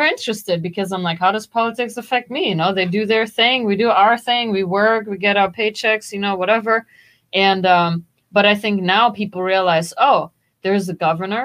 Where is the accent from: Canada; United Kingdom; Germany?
Germany; now in United States; growing up in Germany